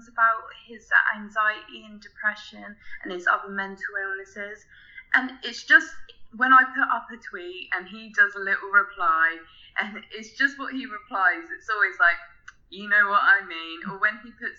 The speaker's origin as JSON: {"language": "English", "region": "England", "country": "United Kingdom", "said": "I'm 20, I'm from England"}